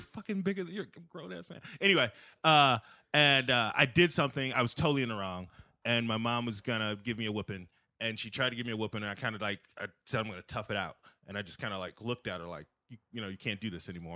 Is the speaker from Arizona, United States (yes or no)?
no; Aurora, Illinois, United States; also born or lived in South Side, Chicago; now in Naperville, United States; I'm from South Side, but I grew up mostly in the suburbs.